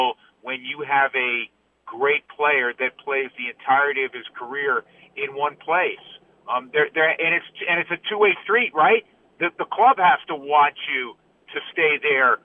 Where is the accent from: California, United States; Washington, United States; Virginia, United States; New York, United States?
New York, United States; moved away; even though I didn't grow up in Los Angeles, I grew up in New York, 10 minutes from where Sandy grew up